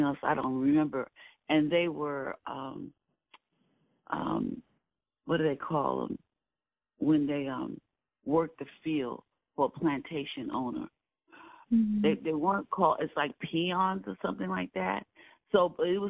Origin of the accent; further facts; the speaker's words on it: New York City, New York, United States; I grew up in Williamsburg